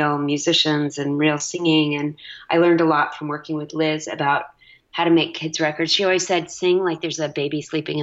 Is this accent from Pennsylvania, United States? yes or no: no; Dallas, Texas, United States; I'm a nice Jewish girl from Texas